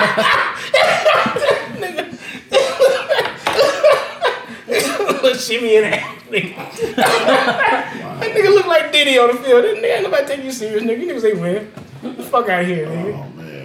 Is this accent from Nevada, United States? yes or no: yes; Las Vegas, Nevada, United States; I'm from Vegas, my nigga, so I'm Vegas everything at the end of the day